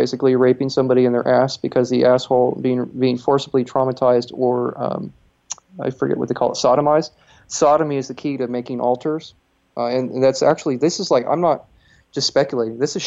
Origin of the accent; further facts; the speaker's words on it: Texas, United States; as a Texan